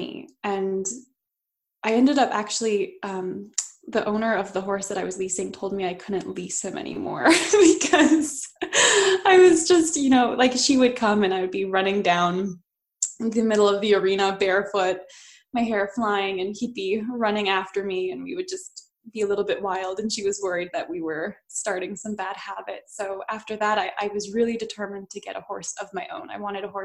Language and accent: English; Edmonton, Alberta, Canada; So I grew up in Edmonton, Alberta, and then now I just live outside of Edmonton